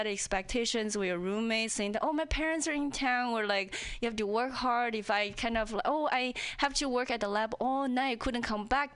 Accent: China; English is a second language; moved away as an adult; also born or lived in Indiana, United States; now in Seattle, United States; I'm an outsider, you know, whether when I was in China

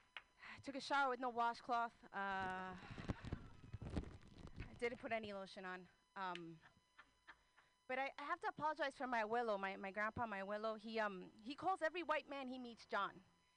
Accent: New Jersey, United States; moved away as an adult; now in Oakland, United States; I'm originally from Jersey, and I moved out here to Oakland 8 years ago

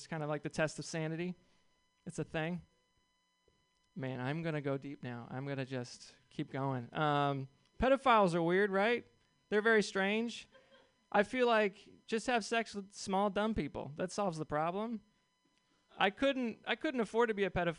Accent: Seattle, Washington, United States; I'm from Seattle

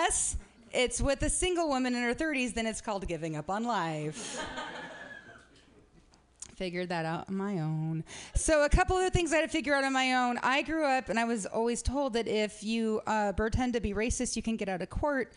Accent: Medford, Oregon, United States; I am from Medford, Oregon

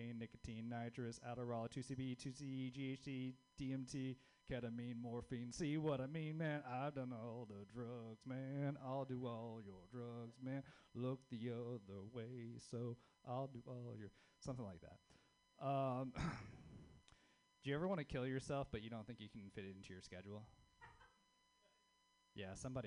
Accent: the South, United States; now in Bay Area, United States; being a Southerner in the Bay Area

